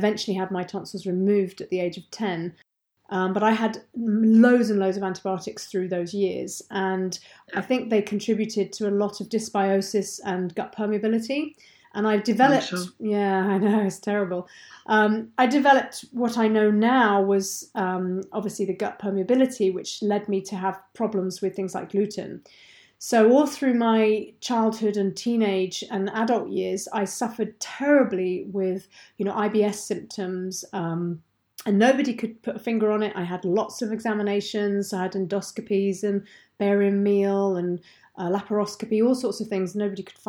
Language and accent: English; England, United Kingdom; moved away as an adult; now in Deeside, Scotland; I'm not Scottish. I'm very English, in fact.